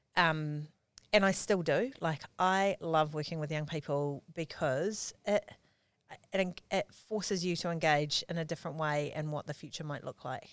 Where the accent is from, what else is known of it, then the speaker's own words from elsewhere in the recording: Auckland, New Zealand; also born or lived in Palmerston North; I grew up here in, in Auckland. Um, I was born in, uh, in Freeman's Bay in nineteen seventy-eight